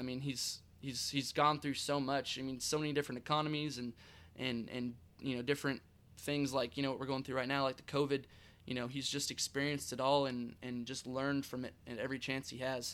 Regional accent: California, United States; now in Texas, United States; growing up in California

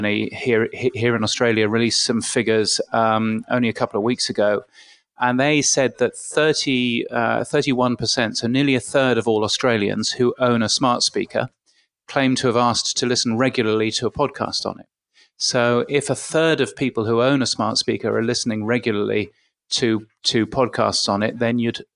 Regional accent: United Kingdom; accent: British; I grew up, as you can guess from my aloof British accent, I grew up in the UK.

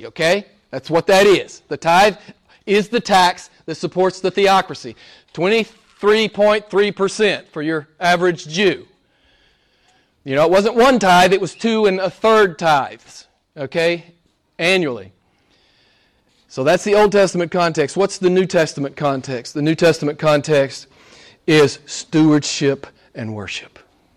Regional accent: United States; I was an average American

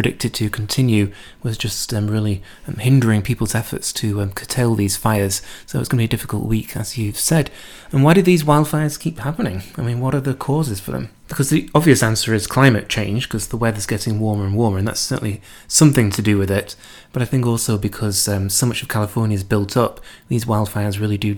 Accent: United Kingdom; I'm British

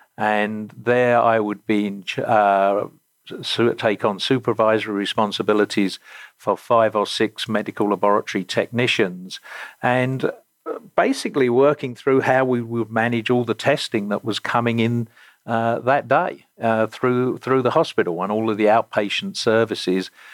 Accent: Romford, London, United Kingdom; moved away; I grew up in the Greater London suburbs in an area uh, or a county called Essex, and the town I grew up in uh, was Romford in Essex

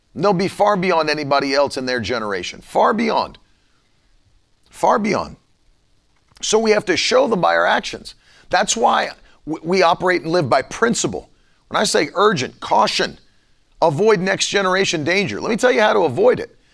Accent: West Virginia, United States; I grew up in West Virginia

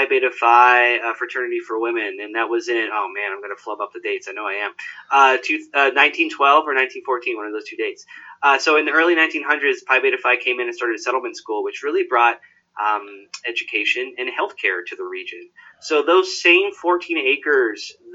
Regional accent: Knoxville, Tennessee, United States; I grew up in Knoxville.

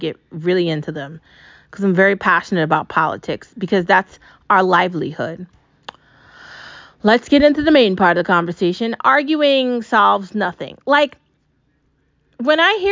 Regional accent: United States; We live in America. I'm an American. I'm not an Israeli.

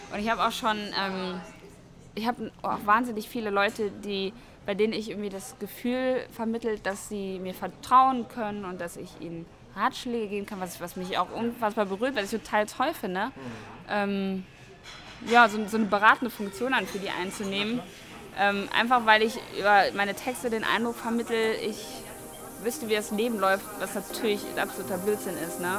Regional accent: Bonn, North Rhine-Westphalia, Germany; moved away as an adult; now in Cologne, Germany; Aus Bonn. Also Aus Bonn.

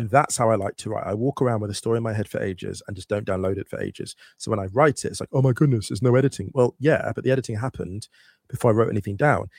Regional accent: West Drayton, London, United Kingdom; moved away as an adult; now in Berlin, Germany; I grew up in West Drayton around working class people

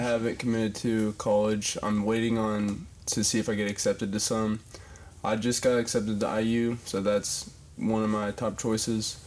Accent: Batesville, Indiana, United States; I grew up in Batesville

